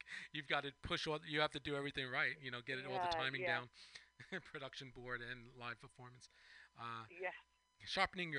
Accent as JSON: {"language": "English", "area": "Long Island", "region": "New York", "country": "United States", "said": "I'm from Long Island."}